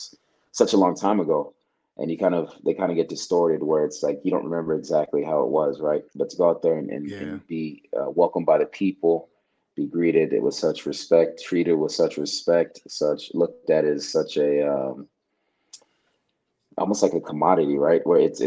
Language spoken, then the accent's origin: English; Kenya; also born or lived in Uganda; So I didn't actually grow up in Nigeria. I grew up in Kenya and Uganda